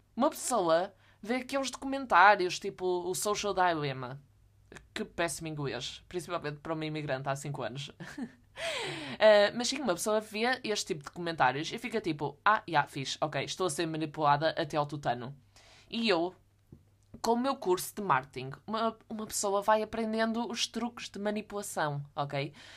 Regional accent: the North, Norte, Portugal; eu sou do Norte.

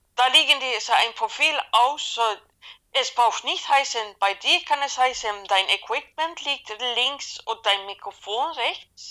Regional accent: Sweden; German is a second language; Ich bin gebürtige Schwedin

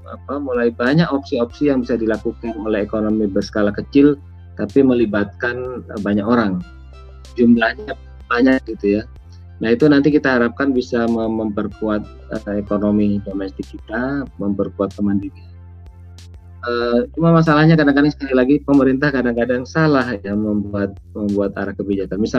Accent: East Java, Indonesia; petani garam di kampung saya di Madura itu seringkali jerit-jerit karena garam impor lebih murah daripada garam yang mereka produksi.

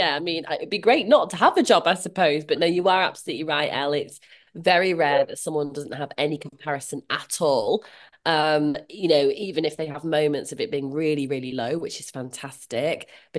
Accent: Leeds, Yorkshire and the Humber, United Kingdom; Well, I'm from Leeds and my generation Irish, hence the … name. I grew up in different places, but kind of settled in Leeds in like my teens, and that is kind of where I see as home.

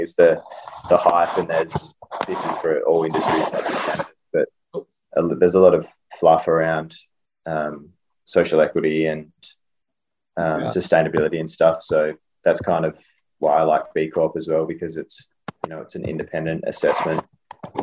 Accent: Western Australia, Australia; moved away; I'm from Western Australia originally, really resource rich sort of place.

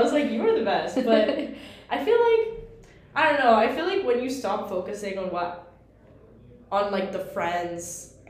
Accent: New York, United States; now in Chicago, United States; I'm from New York.

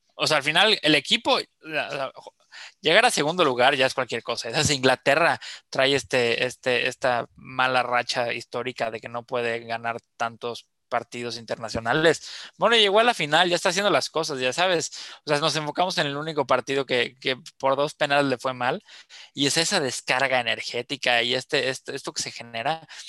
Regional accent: Mexico; also born or lived in Yucatán; como colectivo mexicano

